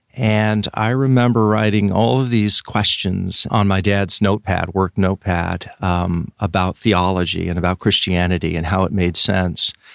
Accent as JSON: {"language": "English", "town": "Richland", "region": "Washington", "country": "United States", "tie": "born or raised there", "said": "I grew up in, in a city called Richland, which is on the east side of the state, Washington State"}